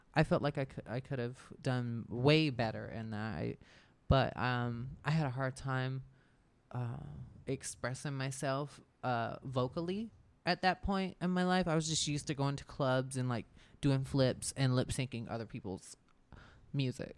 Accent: Albany, Georgia, United States; accent: country; moved away as an adult; also born or lived in Athens, Georgia / Atlanta, Georgia / California; now in Orlando, United States; I moved from Albany, Georgia, and I went to Athens, Georgia

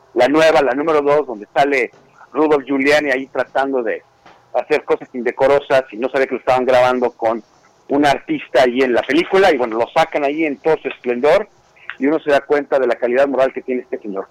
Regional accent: Mexico; now in Houston, United States; aquí trabajando como mexicano en los Estados Unidos

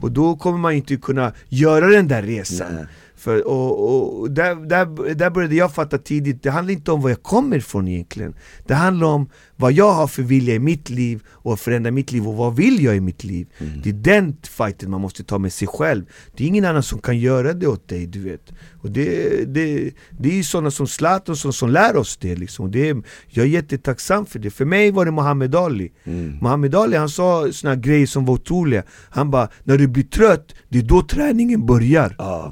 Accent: Alby, Stockholm County, Sweden; Jag bor kvar där jag är född, fostrad och uppvuxen

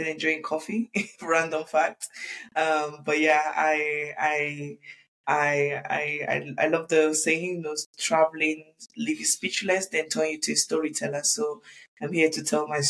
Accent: London, United Kingdom; moved away as an adult; also born or lived in Lagos, Nigeria; now in Dubai, United Arab Emirates; I grew up in the UK.

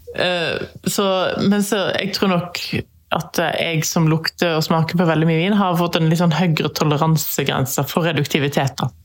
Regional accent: Norway; her hjemme i Norge

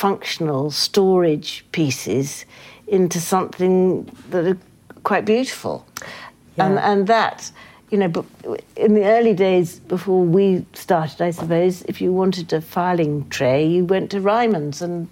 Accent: United Kingdom; We're very British.

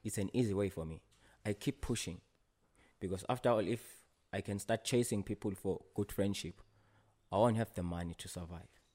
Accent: Ngowane, Hhohho, Eswatini; I grew up at a place called Ngowane

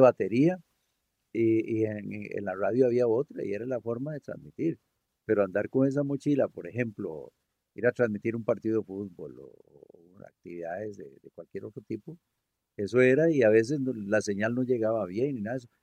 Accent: Costa Rica; buenos ticos

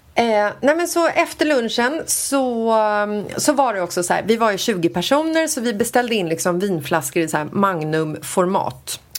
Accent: Sweden; vi är från Sverige

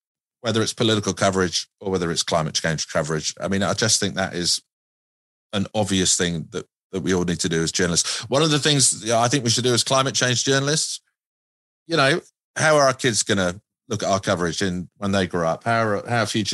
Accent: United Kingdom; moved away; I'm a Brit.

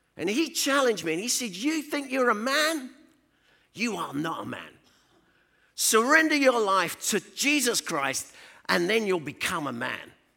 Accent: London, United Kingdom; now in Rugby, United Kingdom; I was born in the East End of London in a place called Hackney. I was born under the sound of Bo Bells.

